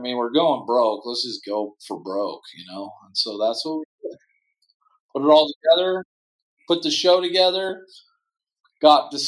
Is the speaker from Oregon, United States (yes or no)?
yes; Portland, Oregon, United States; also born or lived in Frankfurt, Germany / Sandy, Oregon; I grew up in Portland, and now I live just outside of Portland in a ski town called Sandy, Oregon.